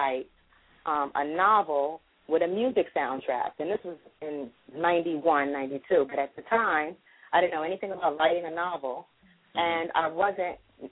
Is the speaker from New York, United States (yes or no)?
yes; New York City, New York, United States; I grew up in the Bronx.